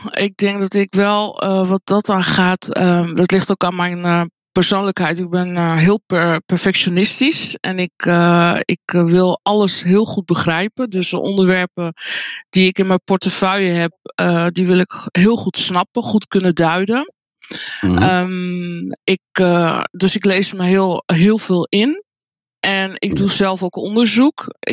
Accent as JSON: {"language": "Dutch", "country": "Colombia", "lives_now": "Netherlands", "said": "Nee, het is in ehm, Zuid-Amerika, Colombia, waar ik vandaan kom, is het ehm, heel gebruikelijk. Hier in Nederland is het weinig voorkomend, eigenlijk heel uniek."}